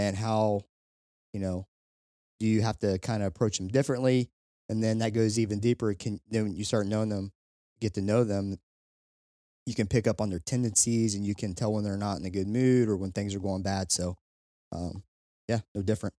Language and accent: English; Kentucky, United States; I'm from Kentucky.